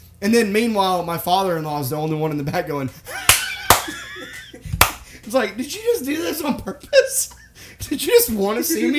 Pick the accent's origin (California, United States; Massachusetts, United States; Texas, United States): Massachusetts, United States; Boston; You know, I'm from Boston. I don't know if you guys know that.